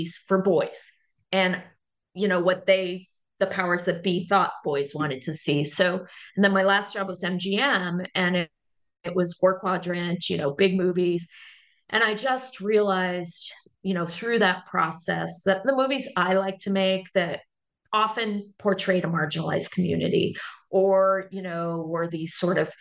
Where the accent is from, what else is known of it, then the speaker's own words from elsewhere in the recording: Berkeley, California, United States; I grew up in Berkeley and a child of academics